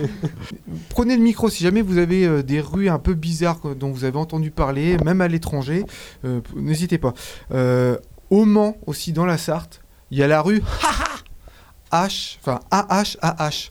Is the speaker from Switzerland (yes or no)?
yes; Switzerland; chez nous en Suisse